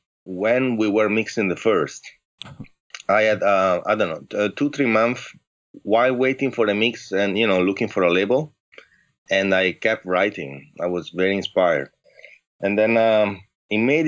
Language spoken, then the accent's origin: English; Padua, Veneto, Italy; English is a second language; moved away as an adult; now in San Francisco, United States; I'm from the northeast of Italy, a city close to Venice. called Padua